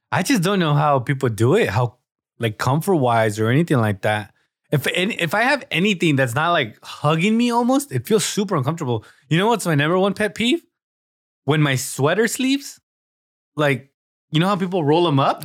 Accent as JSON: {"language": "English", "region": "Southern California", "country": "United States", "said": "we're from Southern California"}